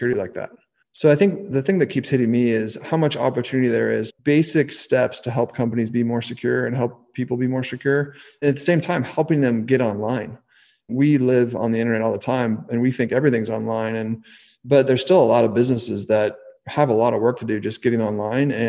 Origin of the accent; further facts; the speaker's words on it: the Bay Area, California, United States; I grew up in the Bay Area